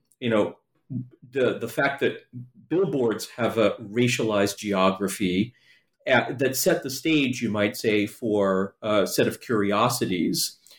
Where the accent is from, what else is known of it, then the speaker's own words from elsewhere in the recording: New York City, New York, United States; there's a long backstory to my interest in menthol cigarettes that dates to my childhood growing up in New York City.